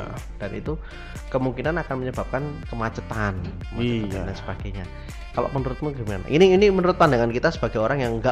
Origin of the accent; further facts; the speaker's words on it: Indonesia; Kan kita orang Indonesia, baju daerah.